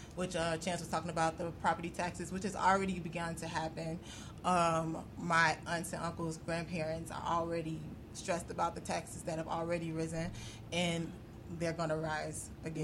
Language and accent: English; Chicago, Illinois, United States; I'm from over east too